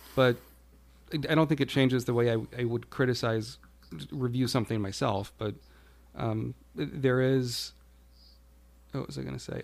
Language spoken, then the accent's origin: English; United States; being an American